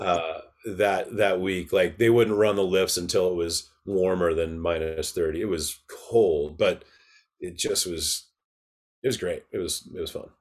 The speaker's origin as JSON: {"language": "English", "town": "Park City", "region": "Utah", "country": "United States", "tie": "born or raised there", "also_born_or_lived": "Atlanta, Georgia", "said": "I moved to Utah from Atlanta, Georgia when I was eight"}